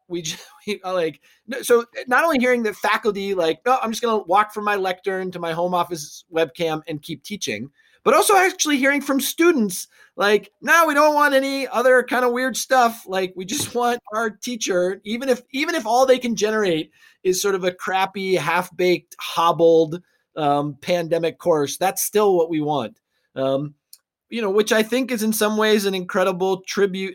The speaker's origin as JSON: {"language": "English", "town": "Arlington", "region": "Massachusetts", "country": "United States", "tie": "born or raised there", "said": "my hometown of Arlington, Massachusetts"}